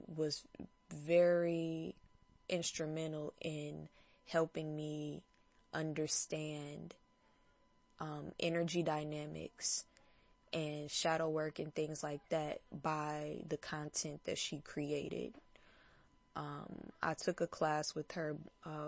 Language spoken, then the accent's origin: English; Detroit, Michigan, United States; I'm from Detroit